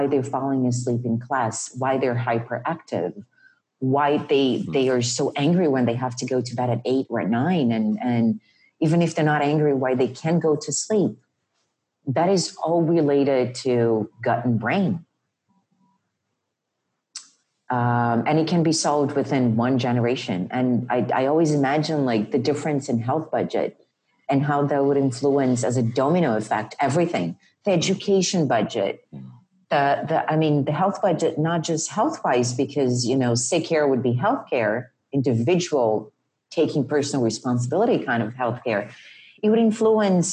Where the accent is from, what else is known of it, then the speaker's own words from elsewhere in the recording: Rio de Janeiro, Brazil; moved away; And I grew up in Rio.